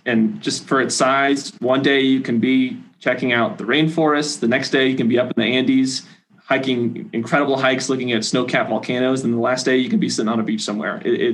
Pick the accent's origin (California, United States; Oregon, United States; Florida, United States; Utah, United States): Florida, United States; Tallahassee; also born or lived in Ecuador; So I'm from Tallahassee, Florida.